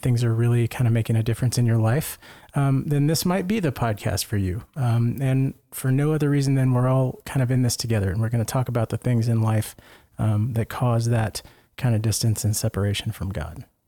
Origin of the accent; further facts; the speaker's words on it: Lake Jackson, Texas, United States; moved away; my home parish back in Lake Jackson, Texas